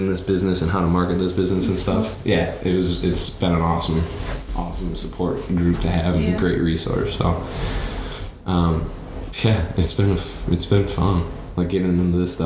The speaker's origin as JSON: {"language": "English", "town": "Grand Rapids", "region": "Michigan", "country": "United States", "moved": "as an adult", "lives_now": "Texas, United States", "said": "I'm from West Michigan, the Grand Rapids area"}